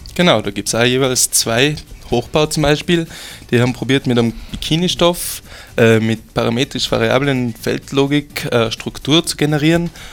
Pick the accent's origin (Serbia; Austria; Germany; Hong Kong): Austria; bei uns in Österreich